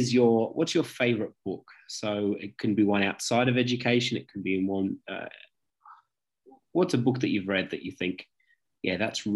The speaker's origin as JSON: {"language": "English", "town": "Nottingham", "region": "East Midlands", "country": "United Kingdom", "tie": "born or raised there", "said": "Well, I'm a fellow Brit. I was born over in the Midlands in a place called Nottingham"}